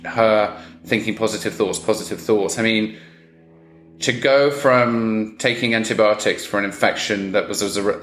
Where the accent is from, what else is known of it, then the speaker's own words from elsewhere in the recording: England, United Kingdom; I'm English